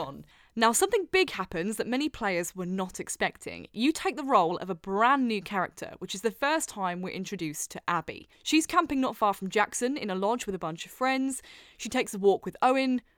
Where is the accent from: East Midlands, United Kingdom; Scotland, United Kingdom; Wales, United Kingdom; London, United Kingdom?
East Midlands, United Kingdom; Wellingborough; born or raised there